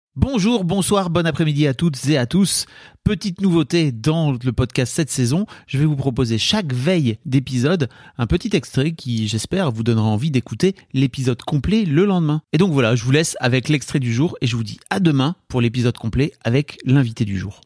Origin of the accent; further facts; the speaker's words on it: the North, northern France, France; nous on vient du Nord